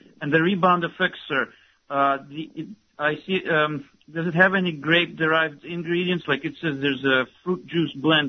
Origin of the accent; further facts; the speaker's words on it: United States; now in Russia; here in Russia we're actually from America.